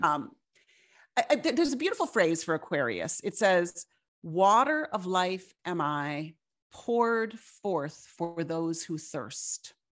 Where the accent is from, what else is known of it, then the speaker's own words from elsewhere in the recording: Fargo, North Dakota, United States; I grew up in Fargo, North Dakota